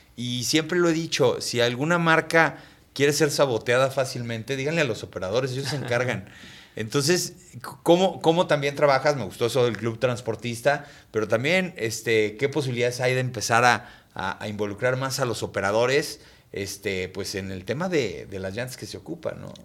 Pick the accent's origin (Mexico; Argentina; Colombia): Mexico